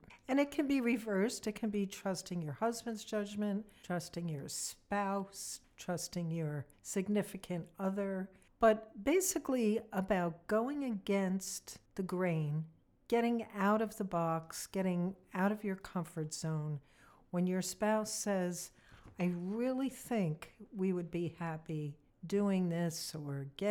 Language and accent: English; New Jersey, United States; moved away as an adult; also born or lived in Florida; We lived in New Jersey all our lives. We're both from New Jersey.